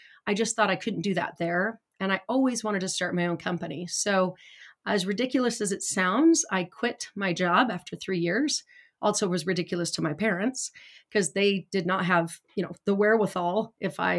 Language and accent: English; Idaho Falls, Idaho, United States; also born or lived in Bay Area; now in California, United States; I grew up in Idaho Falls, Idaho with not a lot.